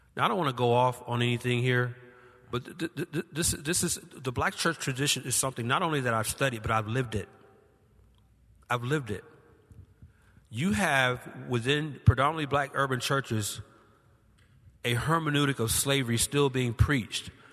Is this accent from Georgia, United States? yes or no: yes; Georgia, United States; my home state of Georgia